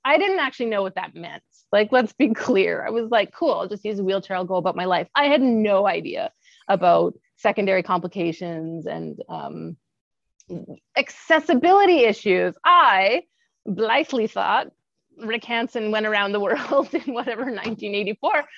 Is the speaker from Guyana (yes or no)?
no; Kamloops, British Columbia, Canada; moved away as an adult; also born or lived in Calgary; i was born and raised in kamloops bc and uh, that is where i live today i came back to my hometown after um, traveling and living all over the world